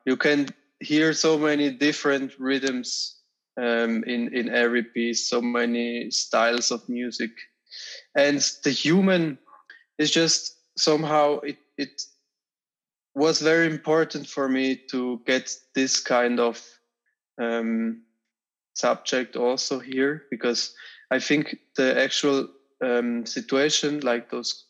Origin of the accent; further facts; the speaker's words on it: Switzerland; also born or lived in Zurich; I'm a percussionist and I'm from Switzerland